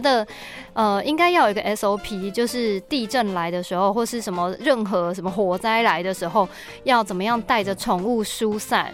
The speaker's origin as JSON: {"language": "Chinese", "country": "Taiwan", "said": "我们身为台湾人啊，真的是是啊。根本就是从小跟地震共处的"}